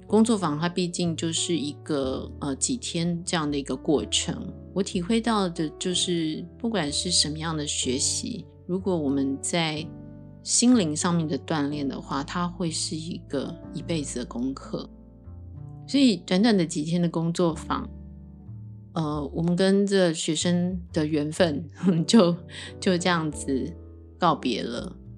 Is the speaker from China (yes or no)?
no; Taiwan; 我是一个从小在台湾土生土长的一个很平凡的孩子